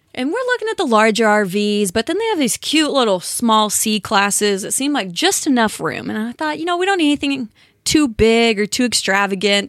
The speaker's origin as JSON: {"language": "English", "region": "California", "country": "United States", "tie": "born or raised there", "said": "Born and raised in California"}